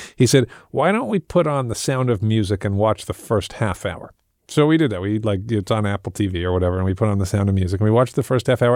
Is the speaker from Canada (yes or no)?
no; England, United Kingdom; I grew up in England